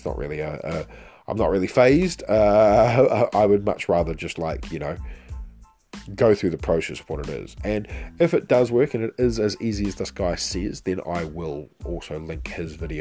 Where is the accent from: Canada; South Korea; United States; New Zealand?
New Zealand; me being Kiwi